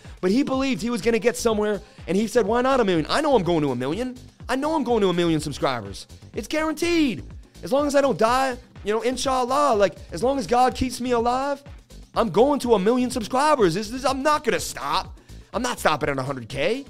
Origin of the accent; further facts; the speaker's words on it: Oakland, California, United States; I'm from Oakland, and I say, go Celtics, baby.